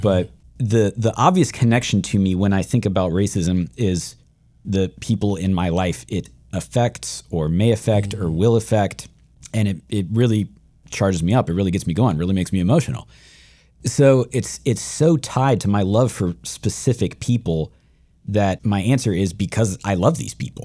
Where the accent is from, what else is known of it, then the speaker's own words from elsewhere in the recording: Shenandoah Valley, Virginia, United States; I grew up in Shenandoah Valley, Virginia, white, white, white, white, white